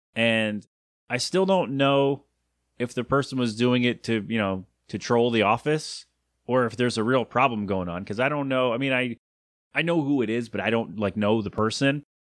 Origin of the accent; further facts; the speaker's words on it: United States; an American